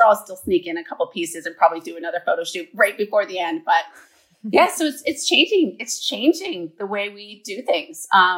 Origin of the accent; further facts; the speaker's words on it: Vermont, United States; also born or lived in New York City; I'm moving back to my home state of Vermont. I'm a fourth generation Vermonter.